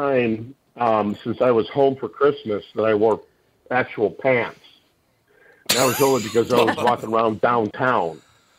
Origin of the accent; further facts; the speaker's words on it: Minnesota, United States; No, I'm from Minnesota. Why should I be cold?